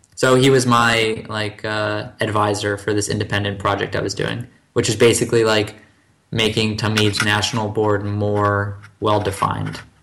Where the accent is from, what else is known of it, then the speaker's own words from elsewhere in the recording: Livingston, New Jersey, United States; moved away as an adult; also born or lived in Michigan; now in Tel Aviv, Israel; I'm from Livingston, New Jersey, which is 973, the area code. So I moved from the 973 to the 972.